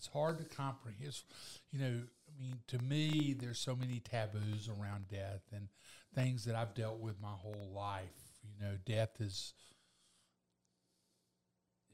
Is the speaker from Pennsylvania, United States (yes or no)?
no; Eufaula, Alabama, United States; moved away; I grew up in Eufaula